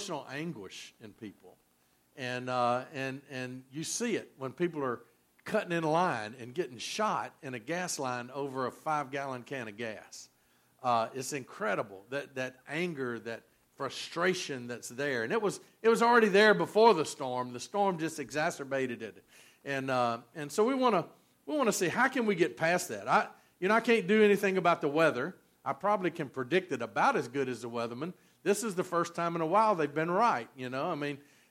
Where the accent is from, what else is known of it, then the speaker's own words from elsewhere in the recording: Georgia, United States; moved away; also born or lived in Louisiana; Where I grew up in Georgia